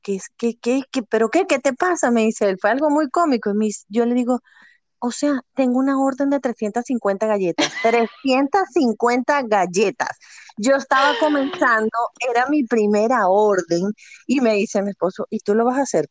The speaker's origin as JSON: {"language": "Spanish", "country": "Venezuela", "moved": "as an adult", "lives_now": "United States", "said": "soy venezolana, mamá de dos niñas, esposa, emprendedora eh, llegué aquí a este país, a Estados Unidos, hace eh, siete, casi ocho años ya."}